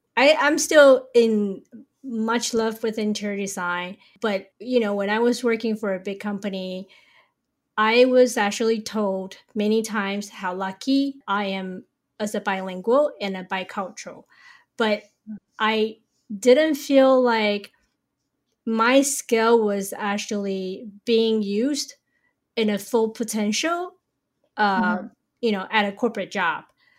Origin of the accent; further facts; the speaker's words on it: Taiwan; also born or lived in New York; now in San Francisco, United States; I was born and raised in Taiwan, and I moved to New York with my family in 1992.